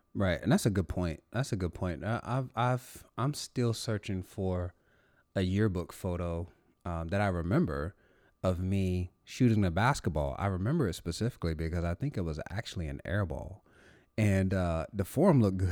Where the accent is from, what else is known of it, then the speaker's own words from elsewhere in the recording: North Carolina, United States; moved away; I'm actually originally from North Carolina, nowhere near Fort Bragg